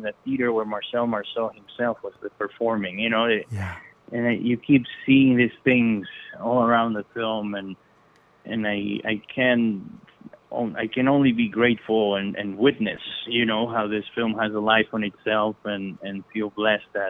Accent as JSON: {"language": "English", "country": "Venezuela", "said": "I'm from Venezuela"}